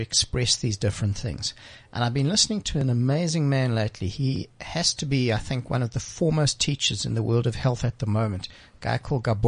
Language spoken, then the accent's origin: English; Johannesburg, Gauteng, South Africa; I grew up in the Jewish community in Joburg